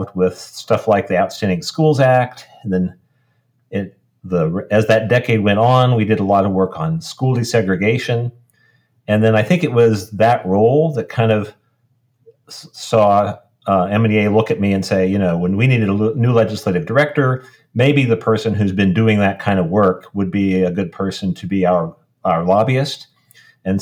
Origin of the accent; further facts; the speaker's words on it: Columbia, Missouri, United States; I was born in Columbia, went to school in Columbia. I still live in Columbia